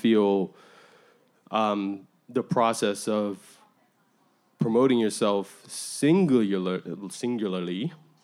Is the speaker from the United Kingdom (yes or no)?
no; Bermuda; I'm from Bermuda